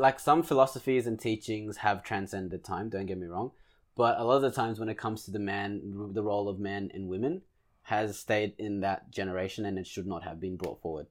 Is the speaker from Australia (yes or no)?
yes; Australia; we're Australian